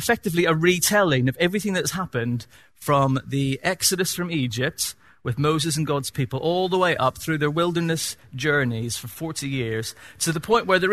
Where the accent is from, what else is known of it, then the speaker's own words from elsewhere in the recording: Northern Ireland, United Kingdom; accent: Northern Irish; my Northern Irish accent